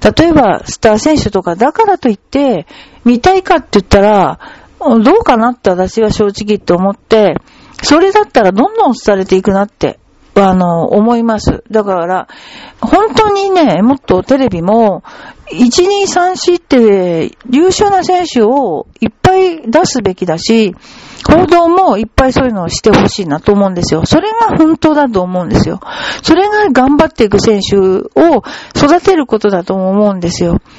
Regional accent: Kawasaki, Kanagawa, Japan; 私川崎に育ったんだけど、でもあのー、もともとは福島県の二本松で、仏壇掘ってる家なのね

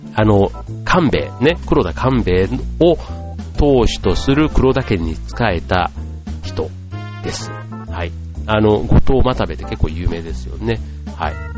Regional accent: Yao, Osaka, Japan; now in Tokyo, Japan; 出身は大阪なんですけども、大阪の八尾市というところが、まあ、出身なんですね

